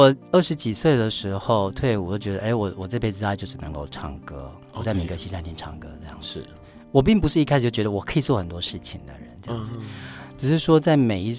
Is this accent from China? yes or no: no; Pingtung County, Taiwan; moved away; also born or lived in Kaohsiung / Taipei; 我是高雄，我在高雄念书，我是屏东人。